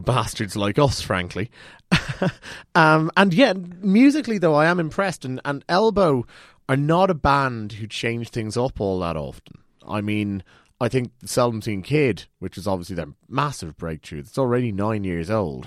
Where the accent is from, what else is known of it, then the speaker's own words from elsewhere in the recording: Ireland; we're Irish